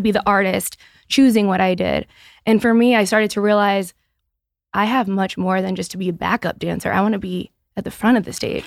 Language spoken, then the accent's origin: English; Easton, Massachusetts, United States; now my headquarters is in my hometown